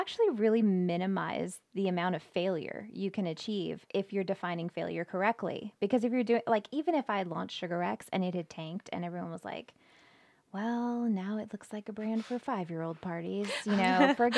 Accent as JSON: {"language": "English", "town": "San Diego", "region": "California", "country": "United States", "said": "I'm from California. You can yep. take the girl out of California, but you can't take California out of the girl."}